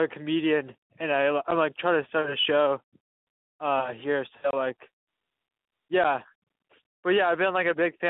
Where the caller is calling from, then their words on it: Portland, Oregon, United States; I'm from Portland. I'm 27 years old.